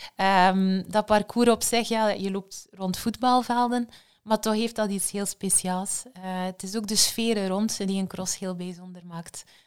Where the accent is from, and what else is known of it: Belgium